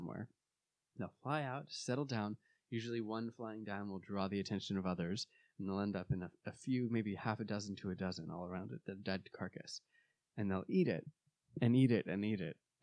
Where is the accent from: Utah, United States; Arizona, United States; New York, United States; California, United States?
Arizona, United States; where I grew up in Arizona